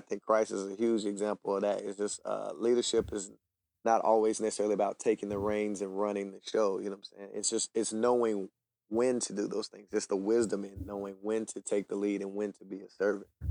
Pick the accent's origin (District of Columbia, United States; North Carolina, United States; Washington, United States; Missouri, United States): North Carolina, United States; Hickory; I grew up in Hickory, North Carolina from a huge family